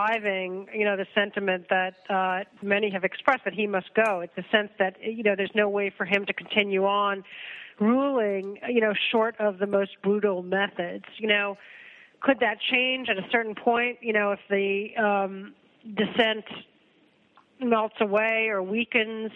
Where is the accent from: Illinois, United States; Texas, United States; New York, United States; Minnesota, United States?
New York, United States; Westchester County; I grew up outside of New York. In Westchester County.